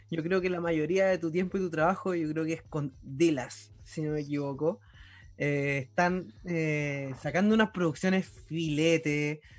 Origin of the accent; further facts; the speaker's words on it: Maipú, Santiago Metropolitan Region, Chile; soy de Maipú.